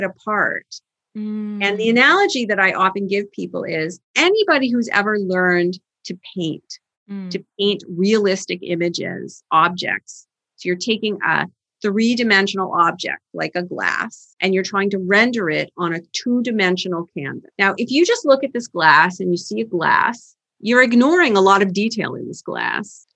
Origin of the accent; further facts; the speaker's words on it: Canada; now in Boston, United States; I'm from Canada originally, I learned to drive in the ice and snow